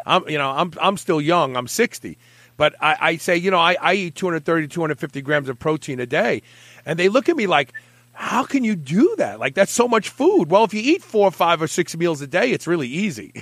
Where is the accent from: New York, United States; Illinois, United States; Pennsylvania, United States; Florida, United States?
New York, United States; New York City; growing up in Brooklyn.